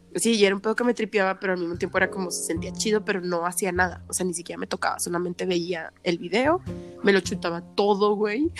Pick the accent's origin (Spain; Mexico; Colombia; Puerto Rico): Mexico; como mexicanos siempre hemos sido bien vale madres